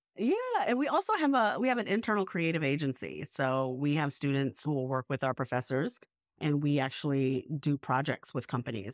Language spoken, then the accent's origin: English; the South, United States; also born or lived in New York; now in Savannah, United States; I grew up mostly in the South